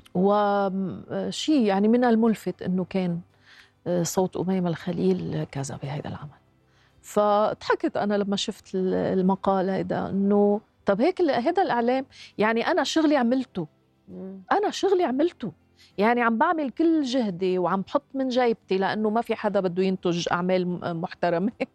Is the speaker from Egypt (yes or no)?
no; Lebanon; نحن عندنا بلبنان